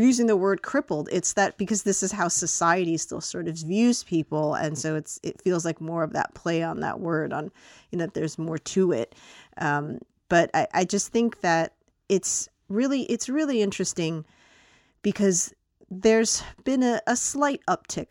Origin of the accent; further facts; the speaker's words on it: United States; as an American viewer